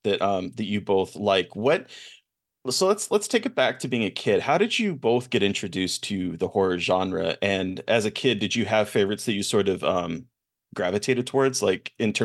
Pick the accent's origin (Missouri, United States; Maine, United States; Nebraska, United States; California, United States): Nebraska, United States; Omaha; I'm from Omaha.